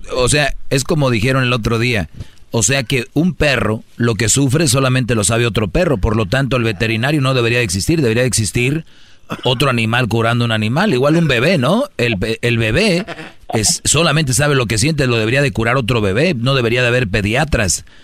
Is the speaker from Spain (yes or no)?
no; Mexico; somos mexicanos